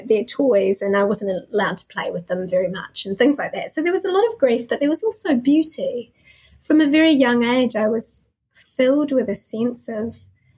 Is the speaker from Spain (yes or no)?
no; New Zealand; I was born to a solo mum in New Zealand who was kicked out of home for being pregnant